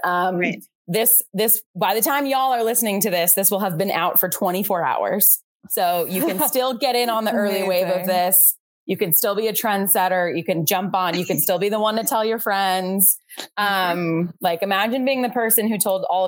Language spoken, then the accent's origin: English; Valparaiso, Indiana, United States; moved away as an adult; now in Chicago, United States; I'm from Valparaiso, Indiana, which is about an hour outside Chicago. But I came to Chicago for school